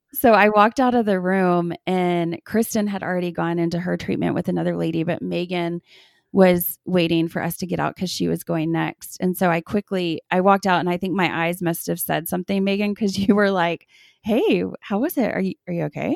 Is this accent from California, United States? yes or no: no; Austin, Texas, United States; now in Lubbock, United States; we grew up in Austin